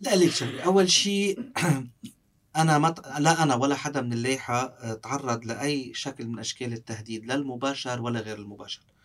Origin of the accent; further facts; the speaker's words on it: Sidon, South Governorate, Lebanon; also born or lived in Beirut / France; أنا ربيت بصيدا